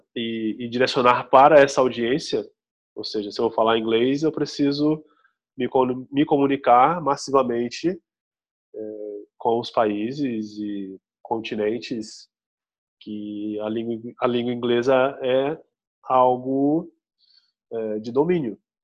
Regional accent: Brazil

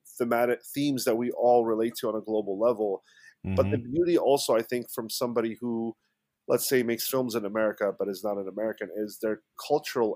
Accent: Egypt; now in United States; I'm originally from Egypt, born and raised. I've been in the States for about close to 20 years now

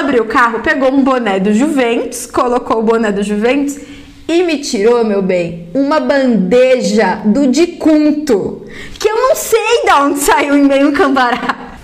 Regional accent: São Paulo, Brazil; eu sou paulista, da onde? Eu falei, ah, da Moca.

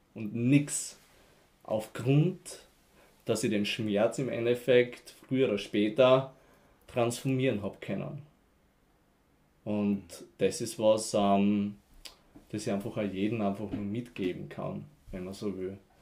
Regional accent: near Graz, Styria, Austria; ich komme auf alle Fälle mal vom Land, Faselsberg, Graz Umgebung

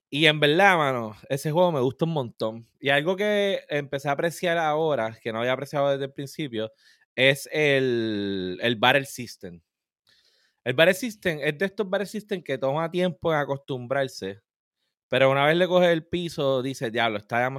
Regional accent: Cataño, Puerto Rico; Demostrando que soy de Cataño. De ah, Cataño, papá.

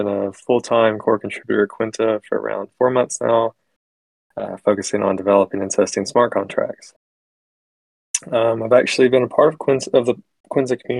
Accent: Alabama, United States; I'm from Alabama. I've lived here my entire life, but I will actually be moving to New York in August

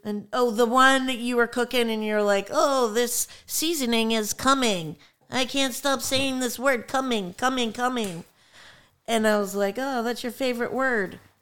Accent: Florida, United States; I'm from Florida

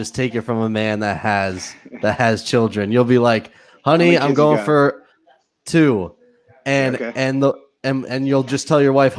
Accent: Pennsylvania, United States; So I'm from Pennsylvania. We're from Pennsylvania

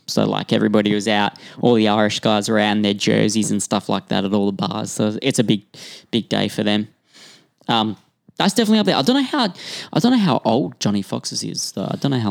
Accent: Australia; now in Vancouver, Canada; Being an Australian

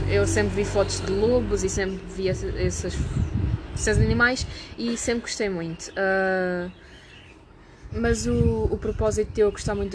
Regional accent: England, United Kingdom; born there; tanto como eu nasci em, na Inglaterra

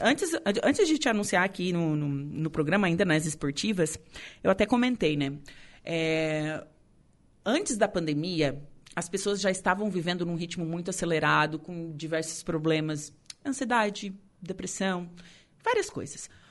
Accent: Torres, Rio Grande do Sul, Brazil; meu conterrâneo de Torres

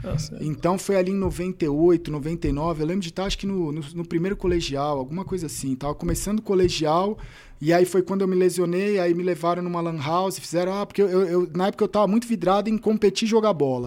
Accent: São Paulo, Brazil; Eu nasci na Vila Formosa, Zona Leste

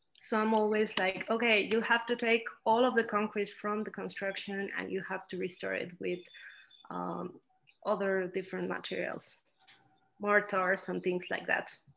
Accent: Celaya, Guanajuato, Mexico; also born or lived in Mexico City, Mexico / Scotland; I went to live here when I was nine years old

